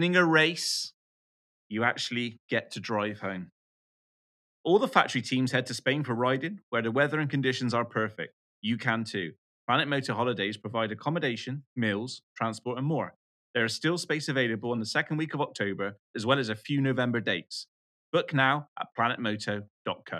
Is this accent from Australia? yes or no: no; United Kingdom; we're British